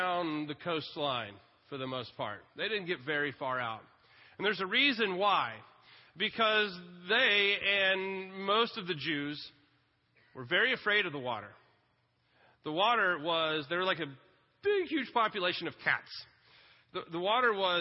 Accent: Lake Travis, Texas, United States; I grew up water skiing on Lake Travis

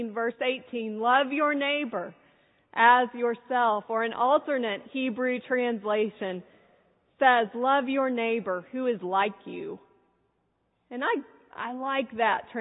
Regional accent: San Antonio, Texas, United States; I'm from San Antonio

